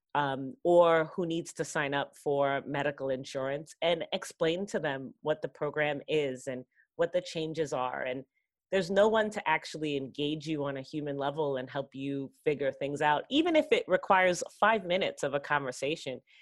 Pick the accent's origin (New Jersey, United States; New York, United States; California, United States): New York, United States; New York City; I grew up in Queens, in New York City